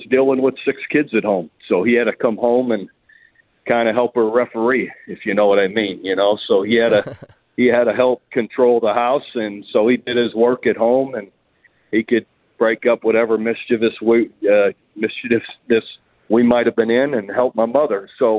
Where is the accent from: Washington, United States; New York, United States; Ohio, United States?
Ohio, United States; Youngstown; Oh, it was fantastic. Just the old steel mill town, you know, old neighborhoods.